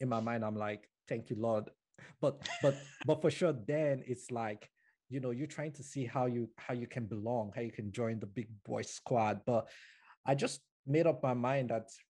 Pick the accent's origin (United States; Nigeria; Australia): Nigeria; moved away as an adult; now in Canada; I was born and brought up in Nigeria